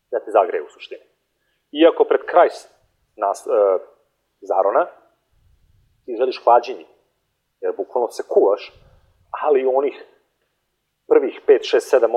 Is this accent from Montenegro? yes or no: yes; Montenegro; kod nas u Crnoj Gori